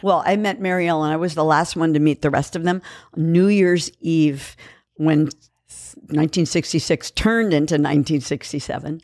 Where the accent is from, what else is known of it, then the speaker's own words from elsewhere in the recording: San Francisco, California, United States; moved away as an adult; also born or lived in Kauai, Hawaii; now in Los Angeles, United States; I was born in San Francisco and raised